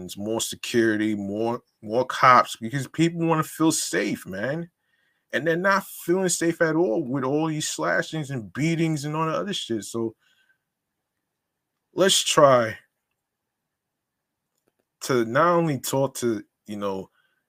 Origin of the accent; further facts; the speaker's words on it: New York City, New York, United States; I'm a New Yorker too